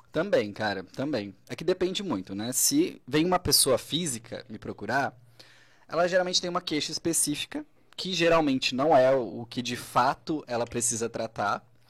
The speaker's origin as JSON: {"language": "Portuguese", "town": "Braço do Norte", "region": "Santa Catarina", "country": "Brazil", "said": "sou de Braço do Norte mesmo"}